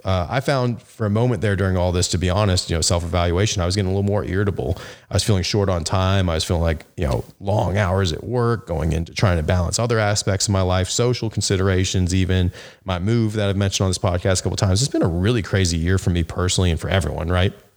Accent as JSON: {"language": "English", "town": "Memphis", "region": "Tennessee", "country": "United States", "tie": "born or raised there", "said": "my hometown of Memphis, Tennessee"}